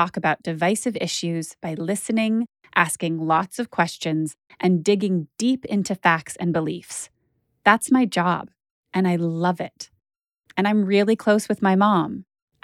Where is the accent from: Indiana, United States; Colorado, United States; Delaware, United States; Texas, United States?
Colorado, United States; Boulder; now in New York, United States; I grew up in Boulder